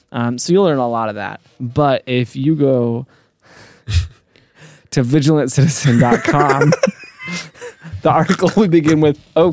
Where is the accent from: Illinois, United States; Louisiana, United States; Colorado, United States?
Colorado, United States; Denver; I grew up in the Denver area.